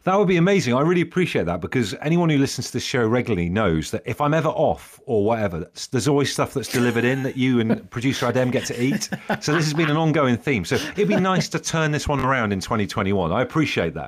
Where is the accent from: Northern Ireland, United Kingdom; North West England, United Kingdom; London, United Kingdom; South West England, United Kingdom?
South West England, United Kingdom; Devon; I grew up in Devon